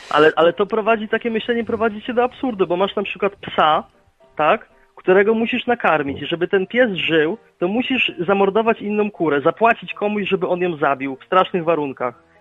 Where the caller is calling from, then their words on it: Wrocław, Lower Silesian Voivodeship, Poland; z Wrocławia.